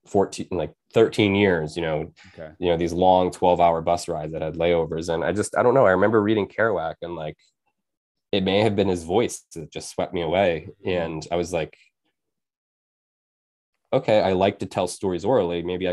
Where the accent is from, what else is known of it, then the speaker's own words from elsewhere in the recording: Penobscot Nation, Maine, United States; also born or lived in Bridgeport, United States; I was born in Bridgeport, Connecticut, and my mom took me to the Penobscot Nation in Maine when I was six. And that's where I grew up for the rest of my life and throughout the year.